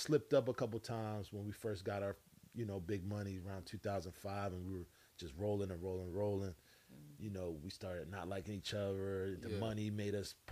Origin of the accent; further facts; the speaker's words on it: Philadelphia, Pennsylvania, United States; I grew up in West Philadelphia.